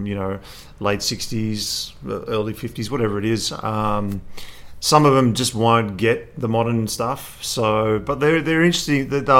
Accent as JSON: {"language": "English", "town": "Sydney", "region": "New South Wales", "country": "Australia", "tie": "born or raised there", "said": "I grew up in Sydney with, have European parents"}